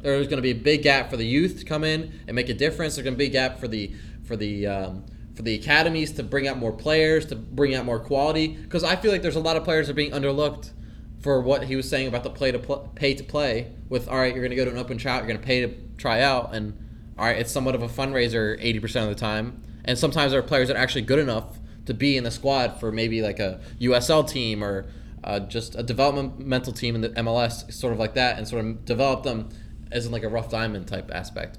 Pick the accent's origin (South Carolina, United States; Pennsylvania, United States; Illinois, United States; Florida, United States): Pennsylvania, United States; New Hope; I'm from New Hope, Pennsylvania